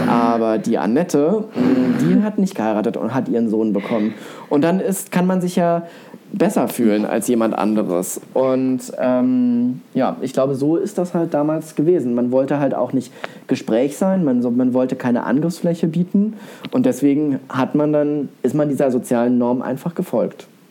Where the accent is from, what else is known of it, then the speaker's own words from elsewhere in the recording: East Germany, Germany; ich komme aus einer, ja, ich weiß nicht, ob es eine typische Ossi-Familie ist